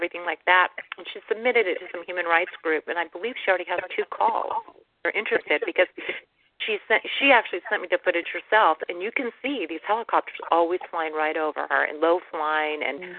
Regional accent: United States; But I was born in the States

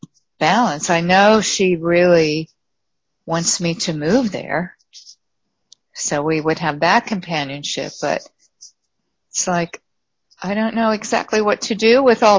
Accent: Pennsylvania, United States; now in California, United States; I have a really good friend there that I've known from my home state, Pennsylvania.

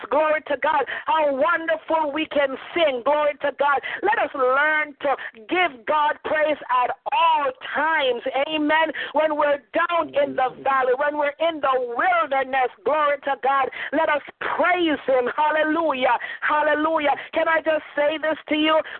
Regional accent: Jamaica; accent: Jamaican slash Canadian; moved away; also born or lived in Canada; my accent, or I'm Jamaican slash Canadian, so I sound very different from you know from other folks.

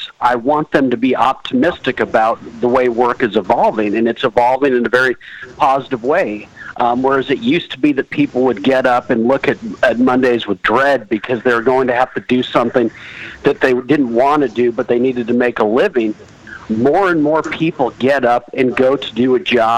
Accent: Los Angeles, California, United States; now in Washington D.C., United States; I grew up in Los Angeles, California

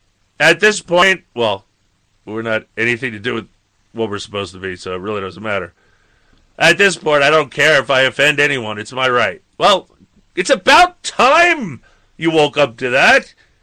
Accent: Michigan, United States; Anyway, we're from Michigan.

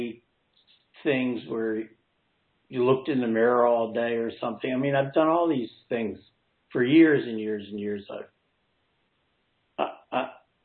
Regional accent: New Jersey, United States; I'm from New Jersey

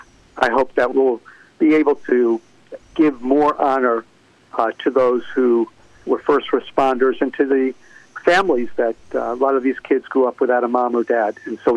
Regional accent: New York, United States; being a New Yorker

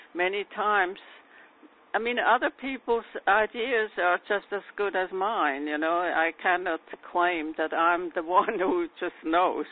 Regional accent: New York City, New York, United States; I'm from New York City

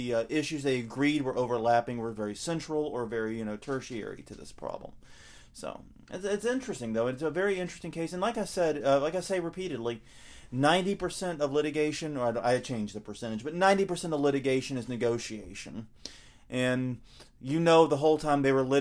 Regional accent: the South, United States; accent: southern; a southerner here with my accent

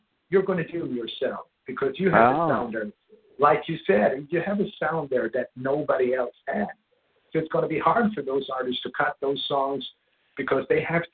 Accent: Sweden; Growing up in Sweden

